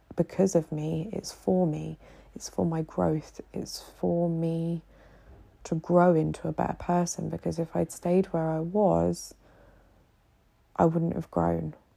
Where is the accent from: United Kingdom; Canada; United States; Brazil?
United Kingdom; now in Egypt; a British woman living here in Egypt